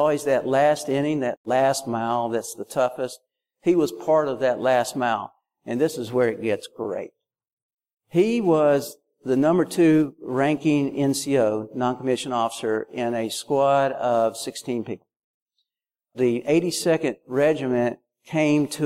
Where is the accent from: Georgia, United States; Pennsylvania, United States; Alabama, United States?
Alabama, United States; now in Tennessee, United States; I'm from Alabama. We live in Tennessee.